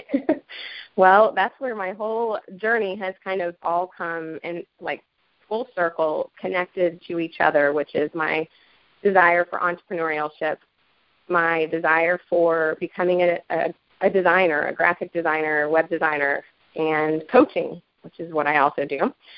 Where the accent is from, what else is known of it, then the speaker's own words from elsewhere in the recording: Asheville, North Carolina, United States; I'm from Asheville, North Carolina